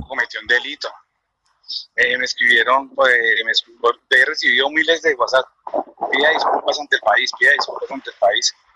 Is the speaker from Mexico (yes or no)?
no; Colombia; yo soy colombiano y porque amo mi patria, amo mi país